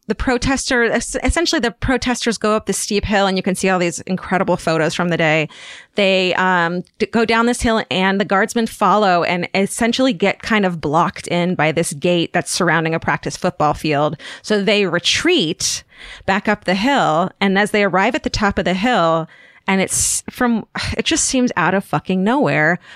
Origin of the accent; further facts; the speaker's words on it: Orange County, California, United States; I'm from Orange County